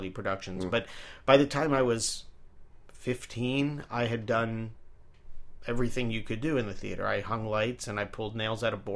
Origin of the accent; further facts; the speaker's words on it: Rockville, Maryland, United States; moved away as an adult; also born or lived in New Jersey; I grew up, since I was eight, I grew up in Rockville, Maryland, right outside of D.C.